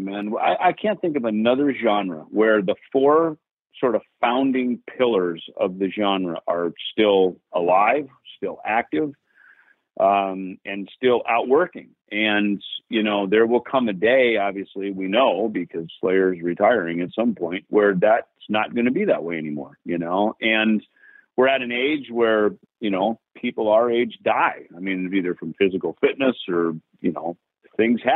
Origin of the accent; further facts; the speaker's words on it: Jackson, Minnesota, United States; moved away; my hometown of Jackson, Minnesota